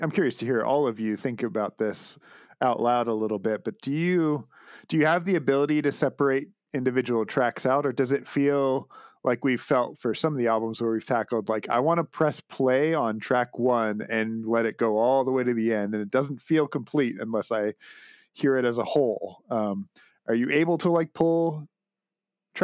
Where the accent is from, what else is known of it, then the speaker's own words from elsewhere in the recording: Canada; as a Canadian